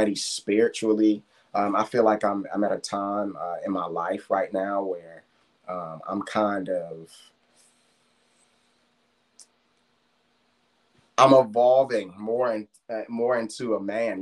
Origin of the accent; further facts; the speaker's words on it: Washington, District of Columbia, United States; moved away; my hometown